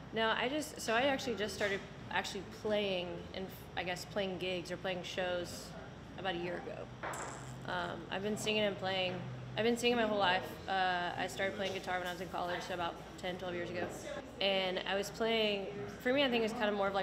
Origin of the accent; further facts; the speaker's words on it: Dallas-Fort Worth area, Texas, United States; now in Marble Falls, United States; I'm originally from the Dallas-Fort Worth area, but I currently live out in Marble Falls